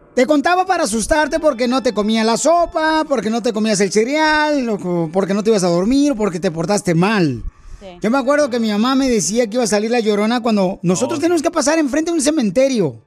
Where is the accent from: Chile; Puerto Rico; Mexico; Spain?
Mexico; Ocotlán, Jalisco; moved away; also born or lived in Guadalajara; soy de Guadalajara, Jalisco, de Cotlán, mi tierra natal, Ocotlán